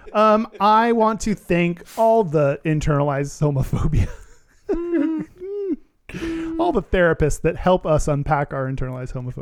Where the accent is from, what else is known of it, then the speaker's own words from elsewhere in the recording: Texas, United States; I'm from Texas